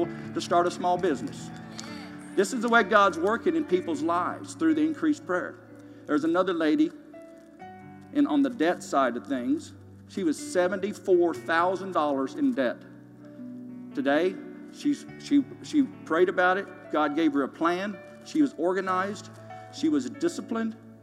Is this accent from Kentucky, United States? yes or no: yes; Kentucky, United States; moved away as an adult; now in Tulsa, United States; I'm originally from Kentucky, and I've been here since 1977 now. I was recruited to play basketball at Oral Roberts University out of Kentucky